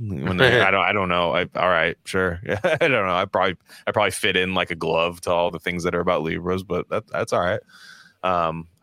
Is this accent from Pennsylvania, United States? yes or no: no; California, United States; I'm from California. I've never lived anywhere else